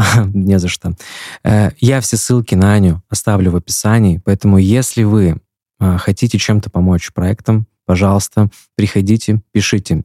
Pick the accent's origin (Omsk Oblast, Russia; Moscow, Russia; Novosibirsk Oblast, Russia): Omsk Oblast, Russia; Omsk; moved away as an adult; now in Yekaterinburg, Russia; я из Омска сам